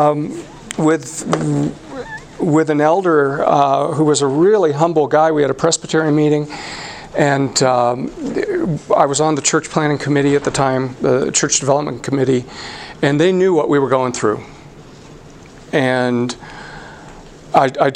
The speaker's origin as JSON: {"language": "English", "town": "San Diego", "region": "California", "country": "United States", "tie": "born or raised there", "moved": "yes", "lives_now": "Colorado, United States", "said": "I'm a Californian, was born and raised in the San Diego area"}